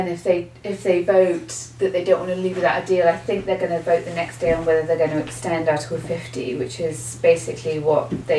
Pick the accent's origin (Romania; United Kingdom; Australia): United Kingdom; now in Canada; I'm from Britain.